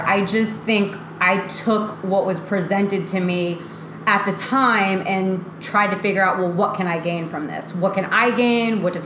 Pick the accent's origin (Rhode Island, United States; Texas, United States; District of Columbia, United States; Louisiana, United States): Rhode Island, United States; moved away as an adult; also born or lived in St. Augustine, Florida; I'm from Rhode Island